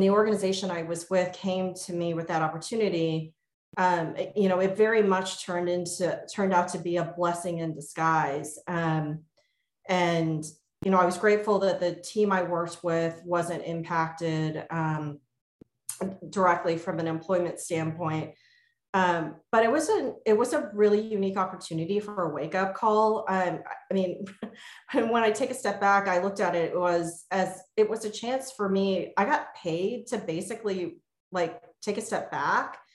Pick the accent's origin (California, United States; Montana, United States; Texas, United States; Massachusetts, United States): Texas, United States; moved away as an adult; also born or lived in Virginia / northern New Jersey; now in Baltimore, United States; I grew up in Texas. My parents are immigrants from Taiwan.